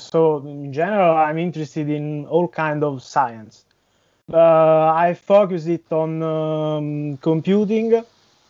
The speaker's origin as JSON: {"language": "English", "region": "central Italy", "country": "Italy", "said": "I'm from Italy, from the center part"}